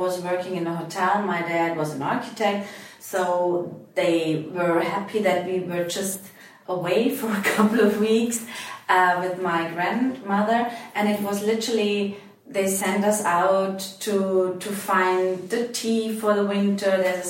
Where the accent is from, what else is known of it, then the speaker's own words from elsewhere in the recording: Austria; English is a second language; Actually, where I grew up, we have a very long tradition of using herbs for different products, you know.